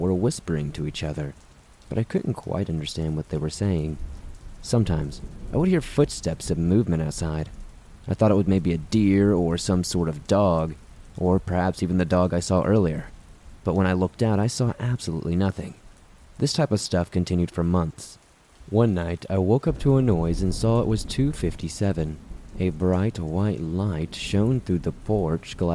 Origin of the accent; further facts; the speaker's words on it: the South, United States; Growing up in the South